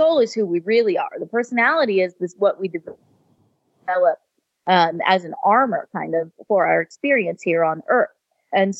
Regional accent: California, United States; I was raised in California and spent most of my life in the Silicon Valley.

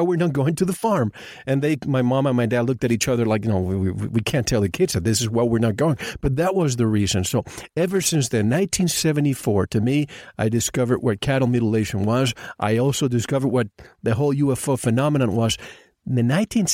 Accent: Puerto Rico; I grew up in Puerto Rico

